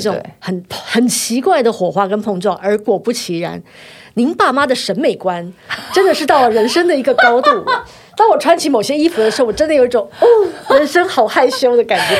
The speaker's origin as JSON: {"language": "Chinese", "country": "Taiwan", "tie": "born or raised there", "said": "我三十岁就来台湾了，我在这里读书长大"}